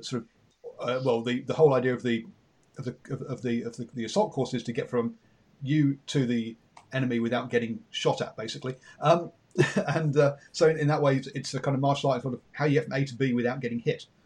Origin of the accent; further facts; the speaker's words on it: England, United Kingdom; accent: English; you can tell by my accent I'm English